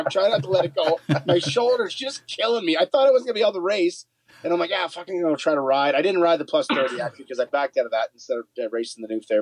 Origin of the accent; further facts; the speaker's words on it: Canada; We're Canadian